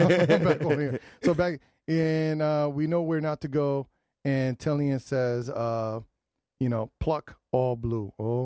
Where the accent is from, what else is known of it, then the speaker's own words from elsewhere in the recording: New Haven, Connecticut, United States; Because I grew up in the Ville on Bassett Street, went to Lincoln Bassett.